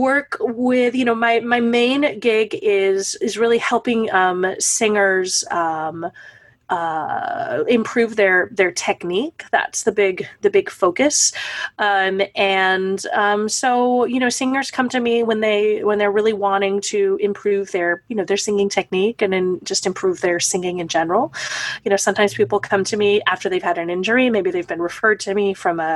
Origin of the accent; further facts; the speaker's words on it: East Texas, United States; moved away as an adult; now in New York, United States; I am originally from Texas, a small town in East Texas, and I moved to New York to be a performer